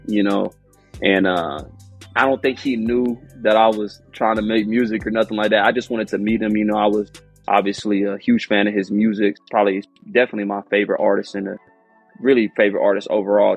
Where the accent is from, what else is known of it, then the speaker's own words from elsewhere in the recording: Houston, Texas, United States; I'm from Houston